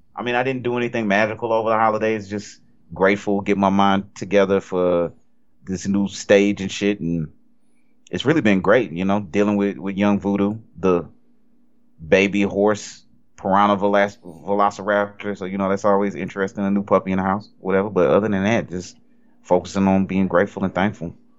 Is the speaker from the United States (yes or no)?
yes; Cajun, Louisiana, United States; I'm Cajun